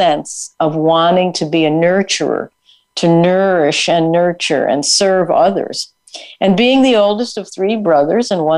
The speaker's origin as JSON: {"language": "English", "region": "Connecticut", "country": "United States", "tie": "born or raised there", "said": "I grew up on the East Coast in Connecticut"}